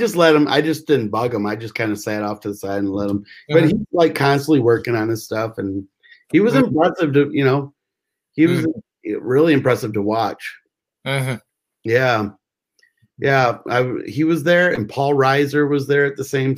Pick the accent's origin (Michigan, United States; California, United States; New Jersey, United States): Michigan, United States; I'm from Michigan